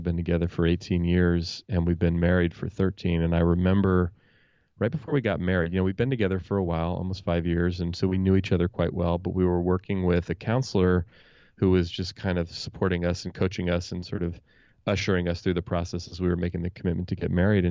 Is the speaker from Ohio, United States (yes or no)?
no; Oakland, California, United States; I grew up in Oakland, California, here in the San Francisco Bay Area, where I still live.